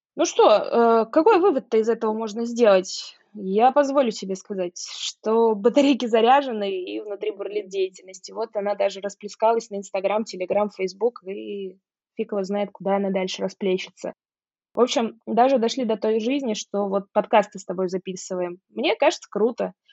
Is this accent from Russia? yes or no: yes; Saratov, Saratov Oblast, Russia; moved away as an adult; now in Moscow, Russia; в моем родном городе Саратове